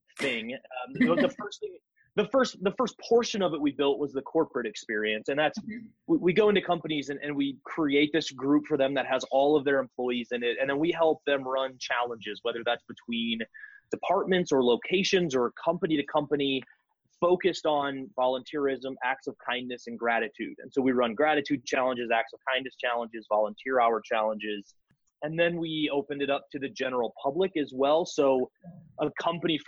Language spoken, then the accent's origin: English; Northwest Iowa, United States; moved away as an adult; also born or lived in South Dakota; now in Denver, United States; I grew up in Northwest Iowa, which is about 45 minutes from Sioux Falls